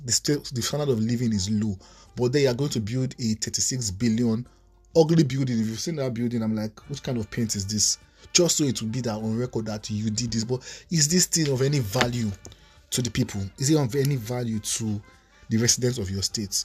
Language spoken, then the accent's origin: English; Nigeria; Nigerian citizens